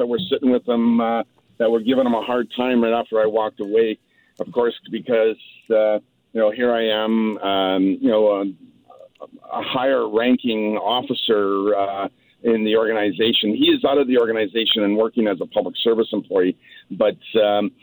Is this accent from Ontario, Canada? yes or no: no; Chilliwack, British Columbia, Canada; I grew up in Chilliwack and graduated from high school in Chilliwack.